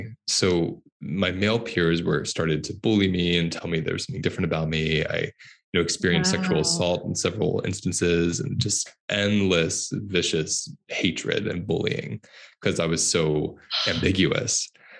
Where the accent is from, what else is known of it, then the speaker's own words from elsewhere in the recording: Pennsylvania, United States; Southern Pennsylvania. So it's like, oh. Yeah, it's like being in Tennessee, you know?